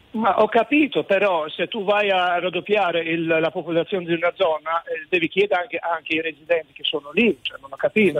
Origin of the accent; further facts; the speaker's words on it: Albania; Italian is a second language; moved away as an adult; now in Italy; Io sono un albanese che... Eh, che vive da vent'anni in Italia